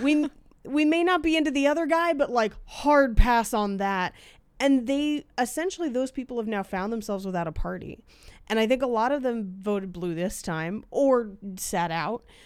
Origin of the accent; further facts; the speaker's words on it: California, United States; I grew up in California